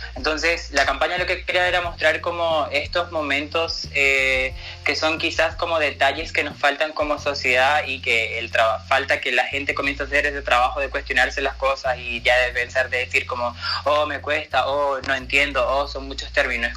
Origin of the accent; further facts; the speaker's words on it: Venezuela; moved away as an adult; now in Chile; yo estoy de Venezuela